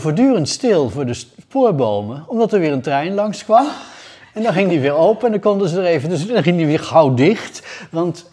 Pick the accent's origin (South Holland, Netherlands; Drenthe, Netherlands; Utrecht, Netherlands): Utrecht, Netherlands; Ik ben geboren in Utrecht, in de binnenstad. En eh, heb ik bij, altijd gewoond